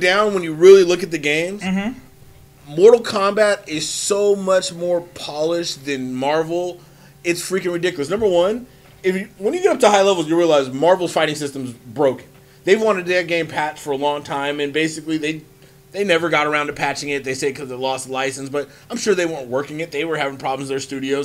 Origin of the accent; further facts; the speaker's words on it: United States; I'm an American. I live here.